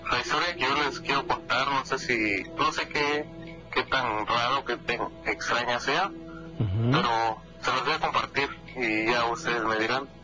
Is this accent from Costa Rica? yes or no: no; Oaxaca, Mexico; now in Pennsylvania, United States; ahorita los escucho desde el estado de Pensilvania, pero yo soy originario de Oaxaca